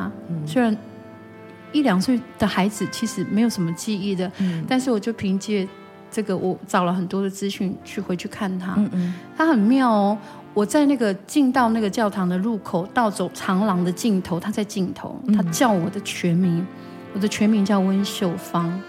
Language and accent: Chinese; Daren Township, Taitung County, Taiwan; 我是台东县达仁乡台坂部落。